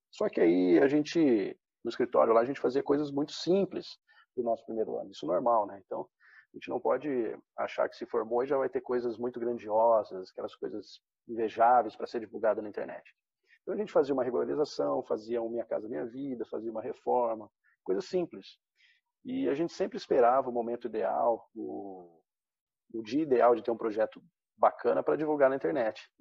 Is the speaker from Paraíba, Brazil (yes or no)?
no; Presidente Prudente, São Paulo, Brazil; also born or lived in Londrina; Sou natural do interior de São Paulo, presidente prudente. Só que meu pai, ao decorrer da vida, mudou muitas vezes de cidade a respeito do seu trabalho e a gente acompanhou.